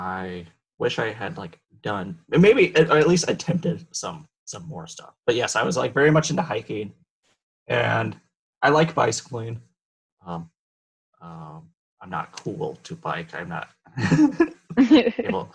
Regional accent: Colorado, United States; now in Michigan, United States; I grew up in Colorado

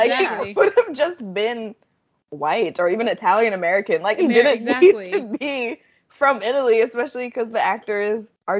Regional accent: Jamaica; as a Jamaican

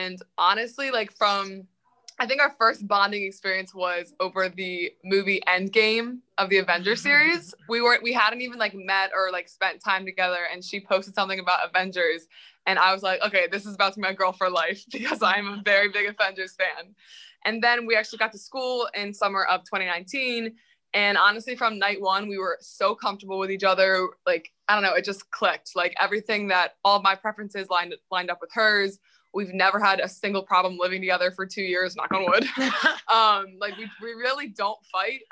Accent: Downingtown, Pennsylvania, United States; now in State College, United States; I am from Downingtown, Pennsylvania, which is about 2.5 hours away

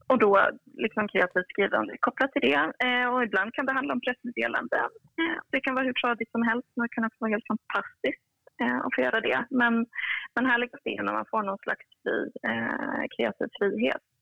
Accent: Kiruna, Norrbotten County, Sweden; also born or lived in Uppsala; now in Stockholm, Sweden; lite smålandspåbrå och halvnorsk och född och uppväxt i Kiruna

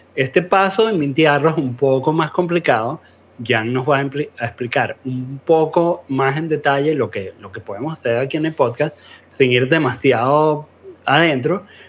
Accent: Venezuela; todos somos venezolanos aquí

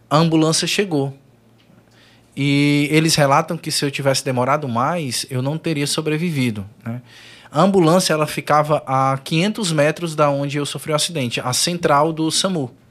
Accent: Maracanaú, Ceará, Brazil; Sou de Maracanaú, foi no conjunto Timbó.

